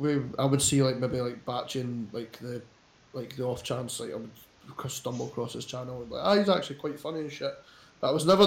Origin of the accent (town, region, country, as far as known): Scotland, United Kingdom